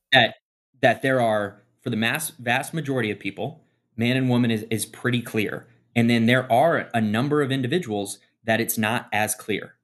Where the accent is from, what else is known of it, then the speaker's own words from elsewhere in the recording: Midwest, United States; I grew up in the Midwest